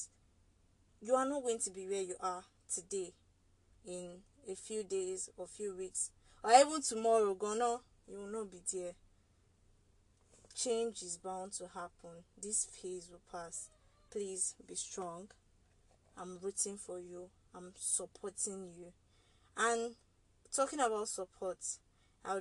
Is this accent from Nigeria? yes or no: yes; Nigeria; as a Nigerian